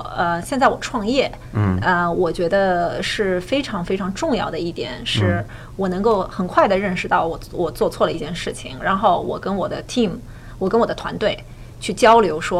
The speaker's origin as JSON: {"language": "Chinese", "country": "China", "tie": "born or raised there", "moved": "as an adult", "said": "我在亚洲出生长大，在中国出生长大。"}